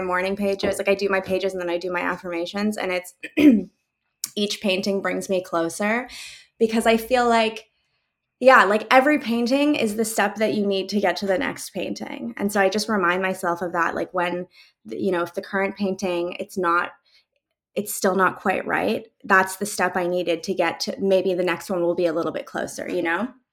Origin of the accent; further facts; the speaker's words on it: Calgary, Alberta, Canada; also born or lived in Mainz, Germany; now in Toronto, Canada; I grew up in Calgary, but we moved to a lot of different neighborhoods within that city